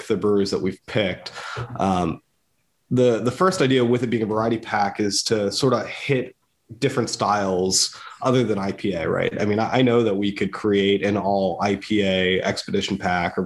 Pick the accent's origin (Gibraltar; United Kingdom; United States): United States; Downingtown, Pennsylvania; I'm a Downingtown guy. I grew up in Downingtown